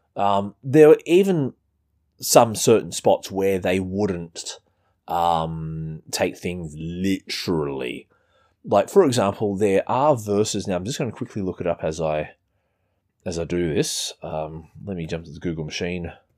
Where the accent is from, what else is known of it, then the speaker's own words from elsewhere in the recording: Australia; as you can tell from our weird accent, I'm, I'm not American.